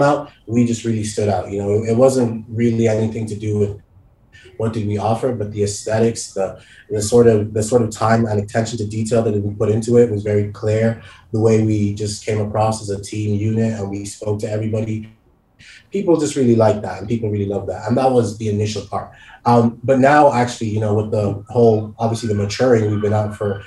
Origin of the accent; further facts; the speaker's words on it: Nigeria; now in Dublin, Ireland; I'm originally Nigerian